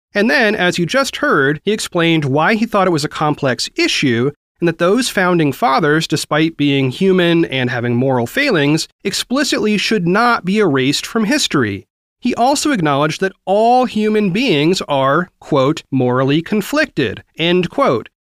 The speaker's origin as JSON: {"language": "English", "region": "Oregon", "country": "United States", "said": "Oregon, my home state"}